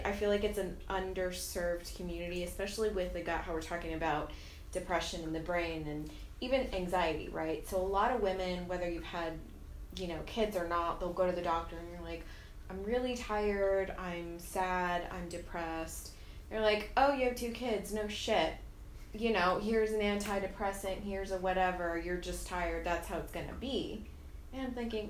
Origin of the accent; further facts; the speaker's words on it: South Texas, United States; growing up in South Texas, it's just like predominantly Hispanic